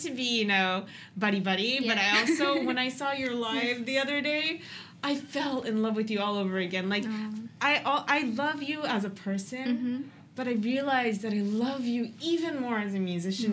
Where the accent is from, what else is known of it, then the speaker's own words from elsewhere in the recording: United States; now in Japan; I grew up in America and came to Japan